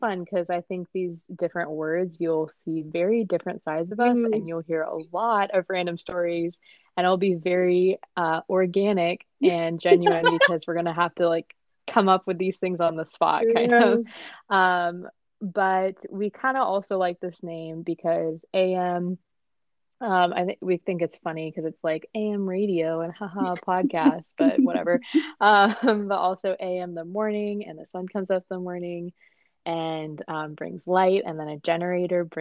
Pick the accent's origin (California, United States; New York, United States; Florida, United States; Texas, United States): California, United States; I'm from California. So actually, right now I'm in California recording this